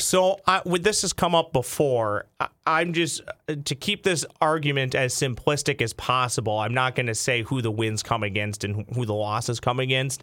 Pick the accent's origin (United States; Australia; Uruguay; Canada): United States; Lakeville, Minnesota; I grew up in Lakeville, not far from the Twins Pro Shop in Apple Valley.